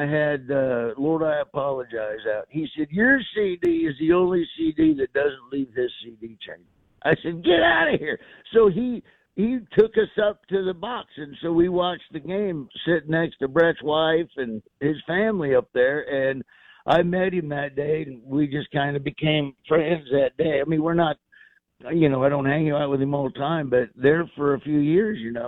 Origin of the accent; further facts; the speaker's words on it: Florida, United States; I grew up in Florida